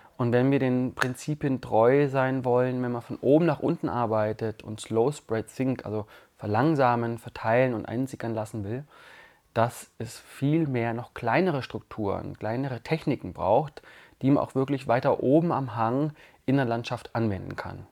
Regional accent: Allgäu, Bavaria, Germany; moved away as an adult; now in Tamera, Portugal; ich komme ja aus dem saftigen, grünen und wasserreichen Allgäu

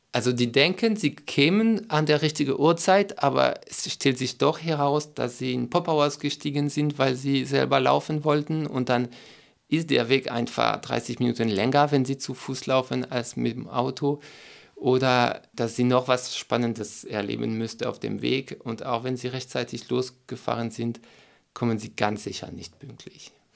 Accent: France; German is a second language; moved away as an adult; also born or lived in Berlin, Germany; now in Sieben Linden, Germany; Ich komme aus Frankreich und habe nach acht Jahren Deutschland den Weg zum Ökodorf gefunden

